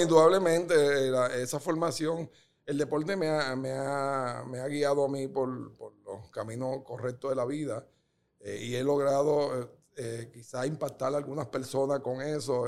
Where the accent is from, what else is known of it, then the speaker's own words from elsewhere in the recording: Puerto Rico; also born or lived in Dominican Republic / Guatemala; Yo llego a Puerto Rico a los 11 años